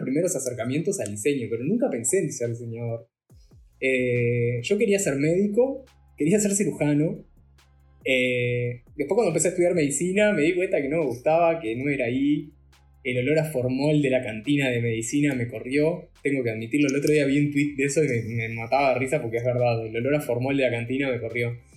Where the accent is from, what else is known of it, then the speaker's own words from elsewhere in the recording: Salto, Uruguay; yo soy de Salto